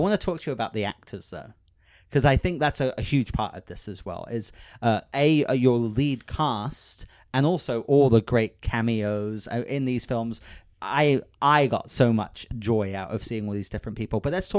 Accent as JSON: {"language": "English", "country": "United Kingdom", "said": "I have to say this first as well. I'm British, so I don't want anyone to beat me up."}